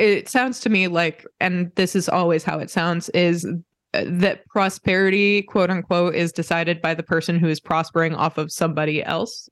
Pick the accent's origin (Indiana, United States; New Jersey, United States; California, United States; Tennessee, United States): Indiana, United States; I grew up in Indiana